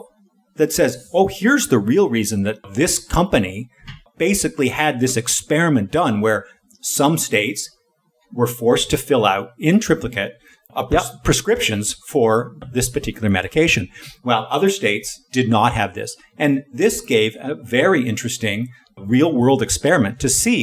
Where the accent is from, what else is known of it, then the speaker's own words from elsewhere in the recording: Southwestern Ontario, Canada; We grew up in Southwest Ontario in the general area